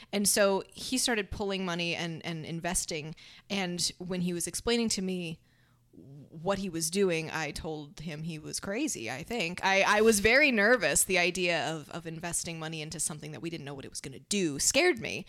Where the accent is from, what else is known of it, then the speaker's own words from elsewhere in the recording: Dade City, Florida, United States; also born or lived in Tampa; Paul and I did a lot of our growing up in Dade City